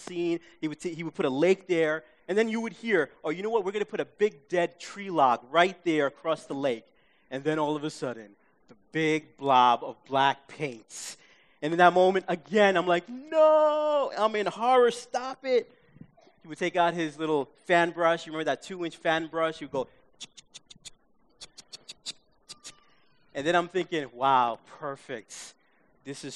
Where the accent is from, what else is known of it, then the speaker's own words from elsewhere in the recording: New York City, New York, United States; growing up in my hometown of Queens, we watched PBS.